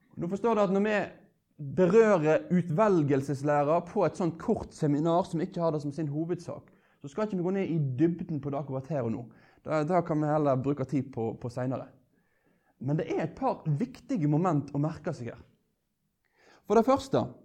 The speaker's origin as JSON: {"language": "Norwegian", "country": "Norway", "said": "som er en nordmann, født av nordmenn"}